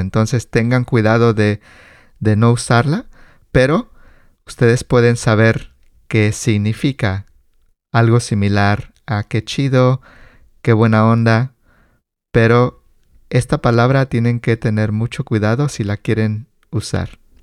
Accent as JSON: {"language": "Spanish", "country": "Mexico", "said": "como mexicanos crecimos con estas palabras"}